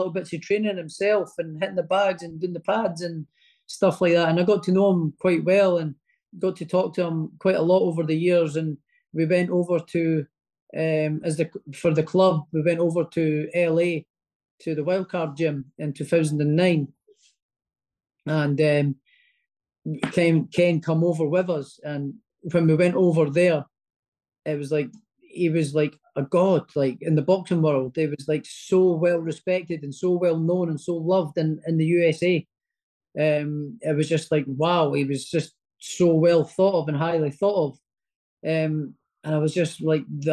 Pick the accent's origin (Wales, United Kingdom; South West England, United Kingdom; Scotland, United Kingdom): Scotland, United Kingdom; Prestonpans; also born or lived in Edinburgh; he's sort of kind of linked to my hometown as well